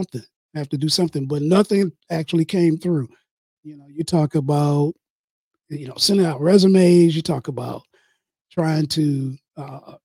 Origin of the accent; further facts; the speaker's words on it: Detroit, Michigan, United States; now in Livonia, United States; I'm from Detroit, but I live in Livonia right now. But yeah, it's pretty much the same. I mean, you know, growing up in Detroit, Motor City, capital